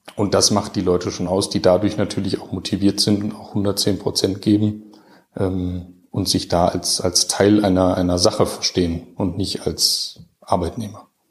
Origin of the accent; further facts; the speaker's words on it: Düsseldorf, North Rhine-Westphalia, Germany; also born or lived in Heidelberg; now in Enzkreis, Germany; als Düsseldorfer